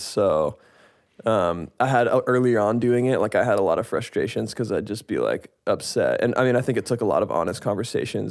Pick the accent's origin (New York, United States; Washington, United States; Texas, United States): Washington, United States; Seattle; I am from Seattle, Washington